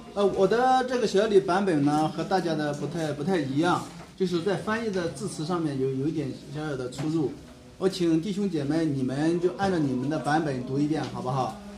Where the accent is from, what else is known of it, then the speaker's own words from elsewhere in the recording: China; 我们中国人